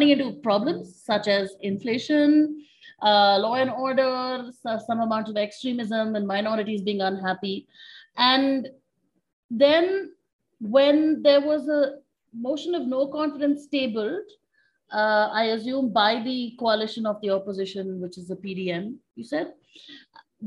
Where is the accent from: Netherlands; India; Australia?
India; also born or lived in Delhi, India; being Indian